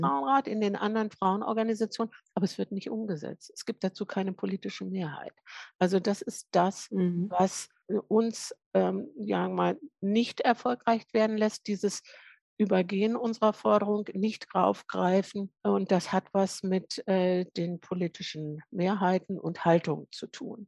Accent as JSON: {"language": "German", "region": "Lower Saxony", "country": "Germany", "said": "ich bin Niedersächsin"}